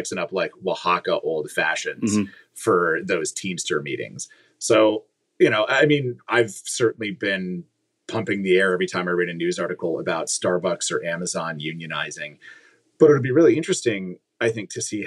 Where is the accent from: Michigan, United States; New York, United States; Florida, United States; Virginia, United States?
Virginia, United States; My home state of Virginia